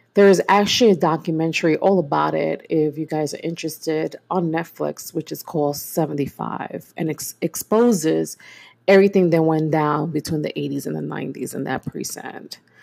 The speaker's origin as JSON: {"language": "English", "town": "New York City", "region": "New York", "country": "United States", "tie": "born or raised there", "said": "I am born and raised in East New York, Brooklyn"}